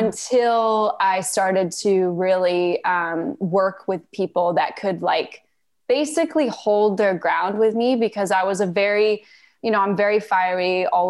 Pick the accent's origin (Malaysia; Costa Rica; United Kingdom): Malaysia; moved away; also born or lived in Canada; So I was born in Canada. We moved to Malaysia when I was 4 years old.